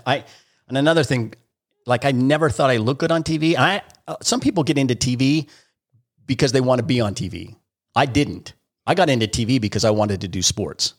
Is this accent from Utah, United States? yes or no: yes; Springville, Utah, United States; I grew up in Springville, Utah